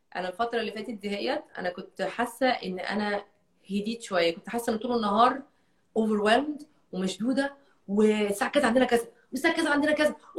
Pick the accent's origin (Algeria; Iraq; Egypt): Egypt; moved away; عندي 14 سنه وانا عايشه في مصر